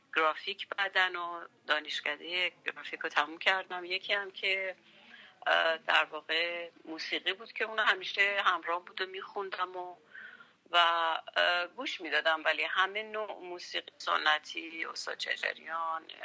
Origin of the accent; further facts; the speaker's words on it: Tehran, Tehran Province, Iran; من تهران زاده شدم